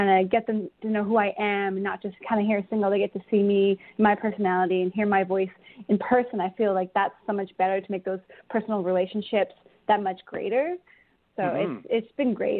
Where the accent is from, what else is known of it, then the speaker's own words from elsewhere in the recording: Thunder Bay, Ontario, Canada; moved away as an adult; also born or lived in Calgary, Alberta / Belleville, Ontario; now in Alberta, Canada; I was born in Calgary, but yeah, Thunder Bay, Ontario, when I was 9